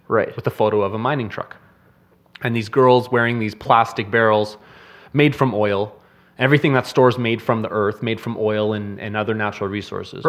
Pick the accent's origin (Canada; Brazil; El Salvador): Canada; As a Canadian